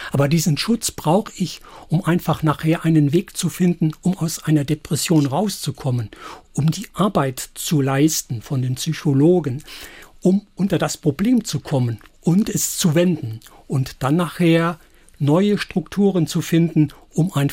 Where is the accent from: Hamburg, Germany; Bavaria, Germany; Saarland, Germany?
Saarland, Germany; Ja, und da sind wir Saarländer, glaube ich, ja doch die Richtige.